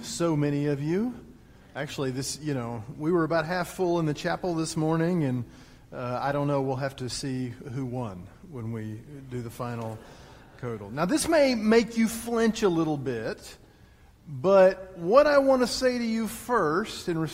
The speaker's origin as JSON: {"language": "English", "region": "Texas", "country": "United States", "moved": "yes", "said": "I am from Texas"}